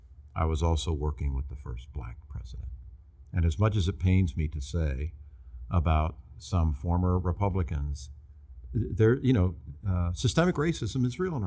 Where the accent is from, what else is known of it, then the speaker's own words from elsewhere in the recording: St. Petersburg, Florida, United States; I was raised here in St. Petersburg by my mother and father with my three sisters, going to First United Methodist Church